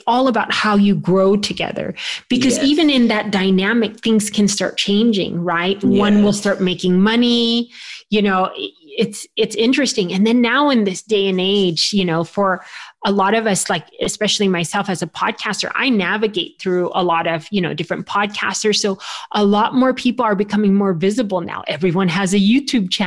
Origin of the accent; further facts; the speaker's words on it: United States; I'm Filipino by ethnicity, but I was raised here in the United States